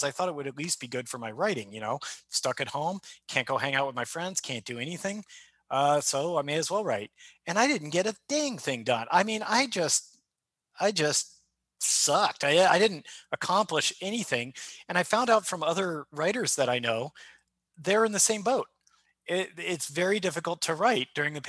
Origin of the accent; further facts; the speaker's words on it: United States; I'm an American